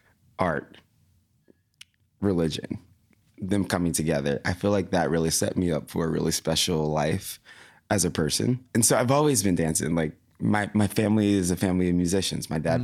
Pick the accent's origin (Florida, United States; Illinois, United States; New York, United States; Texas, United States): Florida, United States; Tallahassee; I'm from Tallahassee, Florida.